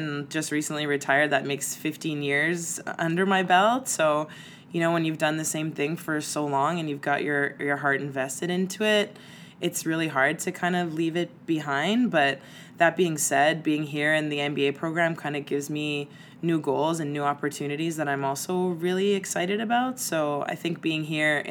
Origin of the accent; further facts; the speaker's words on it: Montreal, Quebec, Canada; I'm from Montreal